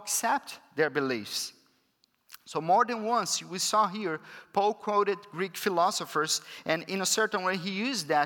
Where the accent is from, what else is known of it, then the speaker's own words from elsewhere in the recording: Brazil; first language Portuguese; English is a second language; moved away; I'm from Brazil